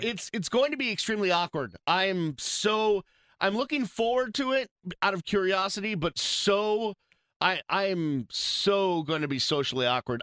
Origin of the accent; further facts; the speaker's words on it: Boston, Massachusetts, United States; now in Miami, United States; I'm from Boston